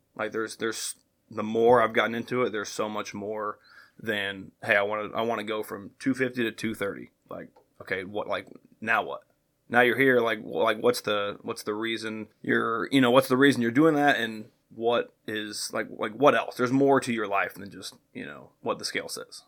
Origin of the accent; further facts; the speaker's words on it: Greenwood, Indiana, United States; now in Franklin, United States; I grew up just south of here in Greenwood, went to Greenwood High School, went to Ball State University